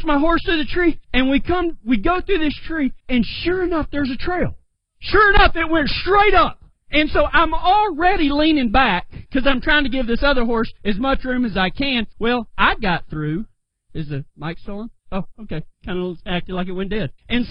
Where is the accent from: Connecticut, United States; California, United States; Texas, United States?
Texas, United States; West; I come from the Mesa country of West Texas